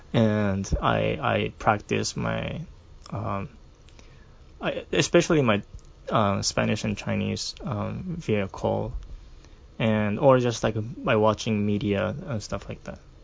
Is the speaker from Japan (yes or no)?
yes; Kumamoto, Japan; first language Japanese; English is a second language; all my family are from Kumamoto